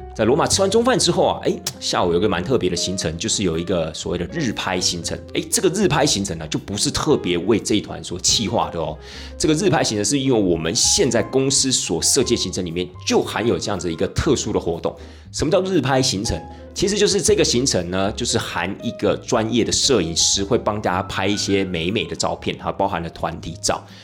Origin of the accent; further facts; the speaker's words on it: Taiwan; 身为一个台湾人